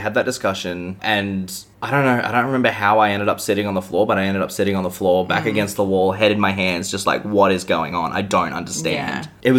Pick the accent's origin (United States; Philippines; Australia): Australia; I'm definite Aussie male